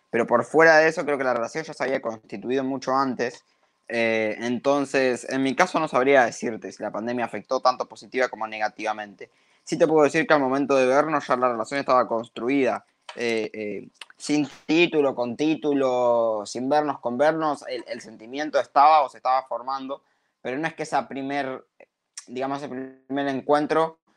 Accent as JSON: {"language": "Spanish", "town": "Comodoro Rivadavia", "region": "Chubut", "country": "Argentina", "lives_now": "Buenos Aires, Argentina", "said": "yo soy de Comodoro Rivadavia y en ese momento estaba allí transitando parte de la pandemia. Eh, ella de acá de Buenos Aires, donde estoy yo también ahora"}